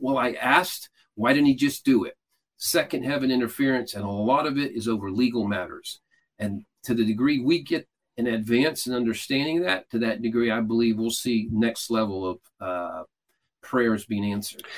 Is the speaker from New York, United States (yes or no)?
no; Atlanta, Georgia, United States; I'm from Atlanta